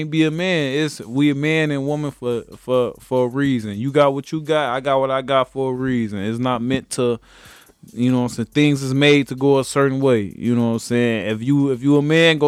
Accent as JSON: {"language": "English", "town": "Chicago", "region": "Illinois", "country": "United States", "said": "I'm from Chicago."}